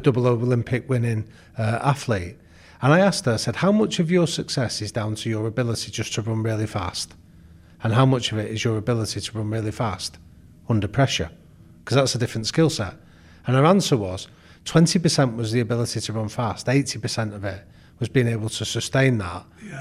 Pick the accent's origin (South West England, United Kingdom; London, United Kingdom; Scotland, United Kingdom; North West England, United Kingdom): North West England, United Kingdom; Manchester; Well, I grew up in Manchester